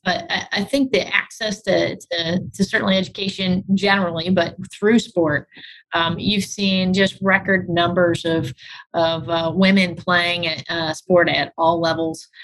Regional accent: St. Louis, Missouri, United States; moved away as an adult; also born or lived in Muncie, Indiana; I grew up on the north side of the community, Florissant, uh, Ferguson area

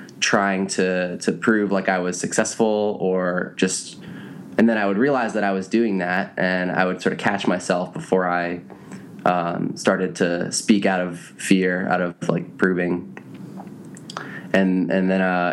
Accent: East Coast, United States; I grew up on the East Coast

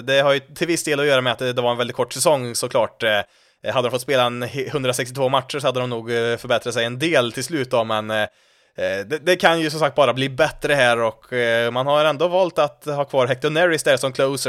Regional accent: Värmland, Sweden; accent: Värmland dialect; när jag försöker att gömma min värmländska dialekt så gott det går

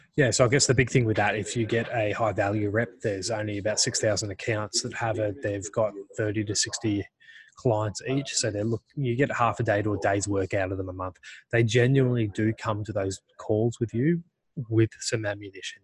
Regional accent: Australia

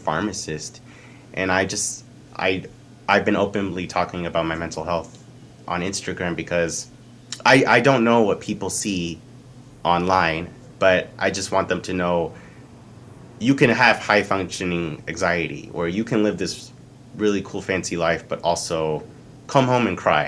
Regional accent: Dallas, Texas, United States; moved away as an adult; now in South Korea; just a regular guy from Texas

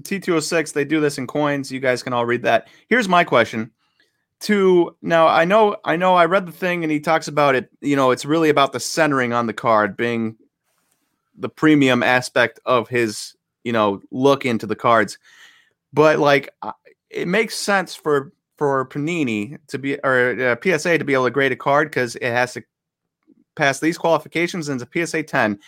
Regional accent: Buffalo, New York, United States; moved away; I'm originally from Buffalo and a lifelong Bills fan

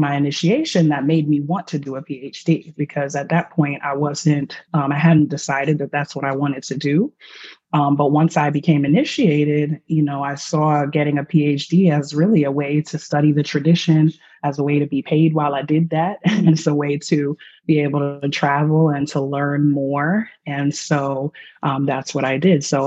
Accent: New York City, New York, United States; also born or lived in Tallahassee; I'm from Harlem

